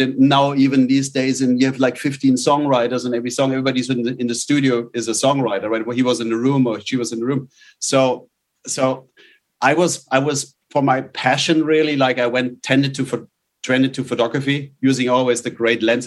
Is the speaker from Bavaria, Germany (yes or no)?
yes; outside Munich, Bavaria, Germany; moved away; I grew up uh, in in a little. I was in the middle of the forest uh, outside outside Munich in Germany.